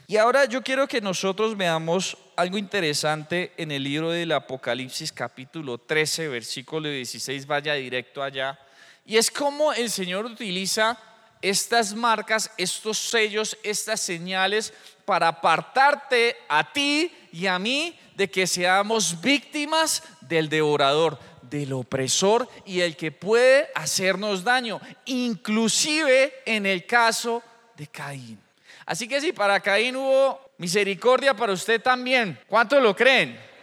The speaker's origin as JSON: {"language": "Spanish", "country": "Colombia", "said": "Yo soy de Colombia"}